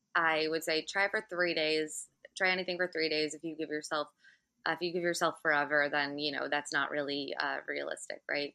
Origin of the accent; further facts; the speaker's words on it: Michigan, United States; now in New York City, United States; I'm from Michigan